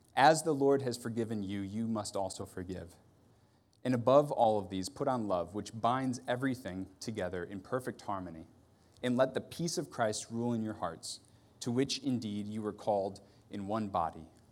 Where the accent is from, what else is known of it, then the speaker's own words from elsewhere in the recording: Ohio, United States; I'm from Ohio